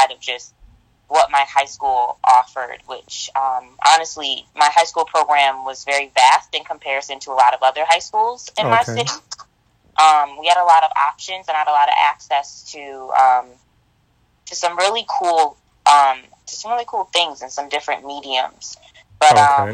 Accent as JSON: {"language": "English", "town": "Rochester", "region": "New York", "country": "United States", "tie": "born or raised there", "said": "I grew up in Rochester, New York"}